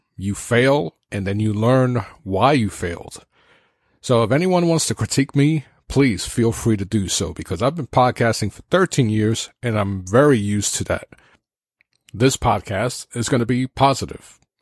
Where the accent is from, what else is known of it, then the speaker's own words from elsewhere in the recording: New York City, New York, United States; I'm from New York City